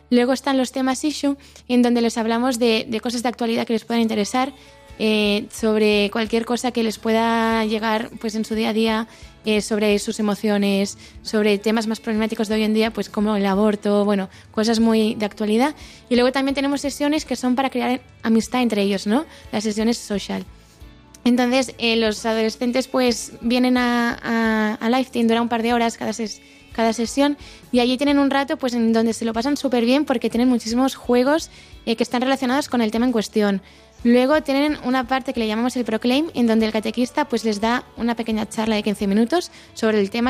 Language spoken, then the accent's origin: Spanish; Barcelona, Catalonia, Spain; now in Santiago de Compostela, Spain; eh, soy de Barcelona, pero estoy viviendo en Santiago, tengo 25 años y soy monitora de, de aquí en Santiago.